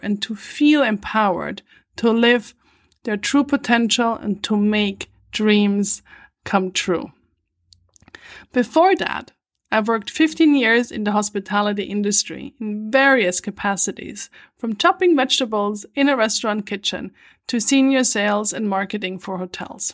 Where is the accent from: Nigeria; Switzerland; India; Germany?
Switzerland; moved away as an adult; also born or lived in New York City, United States / Vancouver, Canada; I was born and raised in Switzerland, in an old farmhouse at the edge of a forest